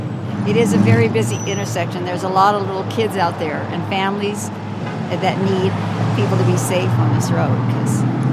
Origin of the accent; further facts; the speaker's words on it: Las Vegas, Nevada, United States; I was born and raised in Las Vegas.